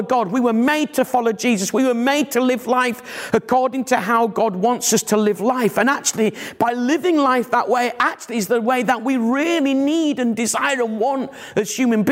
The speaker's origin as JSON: {"language": "English", "town": "Bradford", "region": "Yorkshire and the Humber", "country": "United Kingdom", "moved": "yes", "said": "I'm from Bradford originally"}